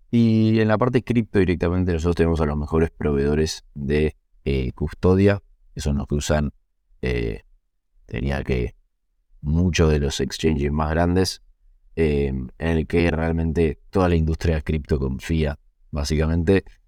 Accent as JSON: {"language": "Spanish", "country": "Argentina", "said": "los founders seamos argentinos, eh, o algunos de los founders somos argentinos"}